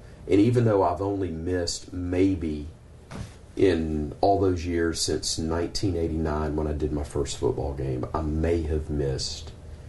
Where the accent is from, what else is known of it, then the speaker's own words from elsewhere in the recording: Birmingham, Alabama, United States; It's what I grew up going to in Birmingham in the late 70s